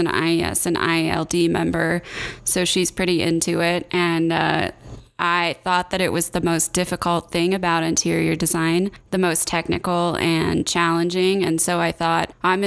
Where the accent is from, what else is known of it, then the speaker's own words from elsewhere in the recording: Indiana, United States; moved away as an adult; also born or lived in Georgia / Minneapolis / New York City / Chicago; now in Denver, United States; I'm originally from Indiana